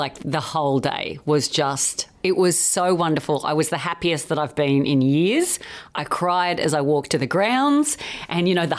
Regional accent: Australia; moved away as an adult; now in United Kingdom; So I'm still an Australian at heart, but I've lived here long enough to apologise for our success.

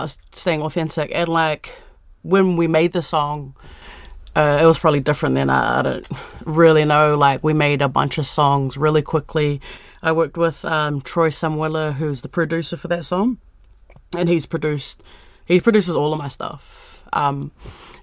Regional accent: Petone, Wellington, New Zealand

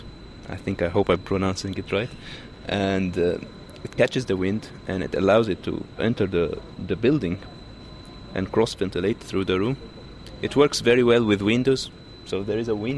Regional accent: Egypt; now in Auckland, New Zealand; I'm from Egypt

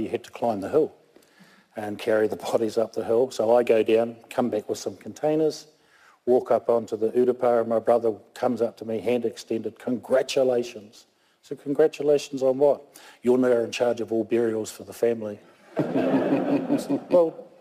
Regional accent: Christchurch, Canterbury, New Zealand; also born or lived in Oaro, Kaikoura; Born in Christchurch, St. Mary's Hospital in 1954. Lived all my life in Christchurch

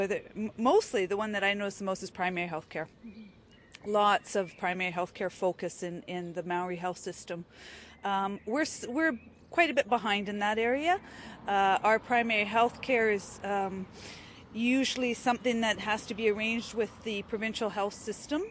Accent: Stó:lō Nation, British Columbia, Canada; I am from the Stolo Nation and the Nooksack Indian Tribe in British Columbia

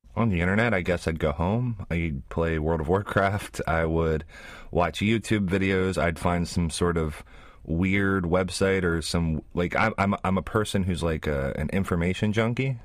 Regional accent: West Virginia, United States; moved away as an adult; now in New Zealand; I grew up in West Virginia

